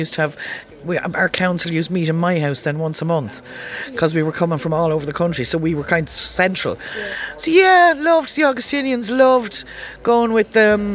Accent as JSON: {"language": "English", "town": "Callan", "region": "Leinster", "country": "Ireland", "tie": "born or raised there", "said": "I'm from Bridge Street in Callan"}